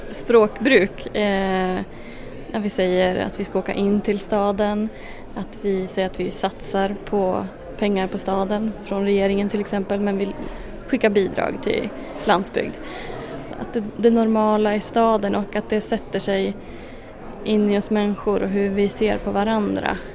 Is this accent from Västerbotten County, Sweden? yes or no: no; Kärlane, Jämtland, Sweden; now in Östersund, Sweden; och jag kommer från Kärlane, bor nu i Östersund i Jämtland.